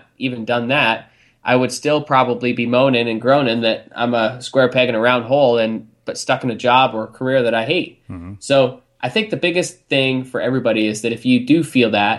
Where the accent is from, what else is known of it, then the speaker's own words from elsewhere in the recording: Canada; also born or lived in England; we immigrated from England over to Canada when I was six